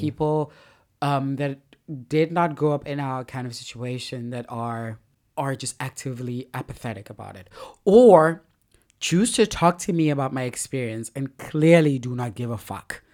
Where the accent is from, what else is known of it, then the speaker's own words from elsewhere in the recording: Lagos, Nigeria; as a Nigerian in, in Lagos